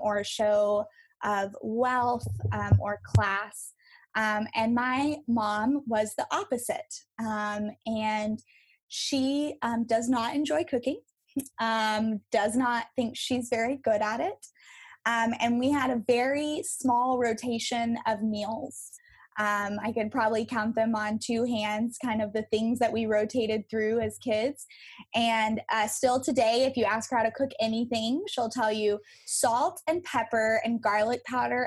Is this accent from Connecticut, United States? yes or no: no; West Texas, United States; I grew up in West Texas, out in the desert and the oil field